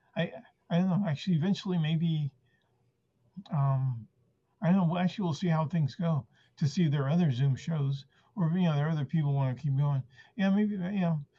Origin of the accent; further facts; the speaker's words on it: San Francisco, California, United States; first language Spanish; English is a second language; also born or lived in Argentina; I, was six years old when our family came to uh, San Francisco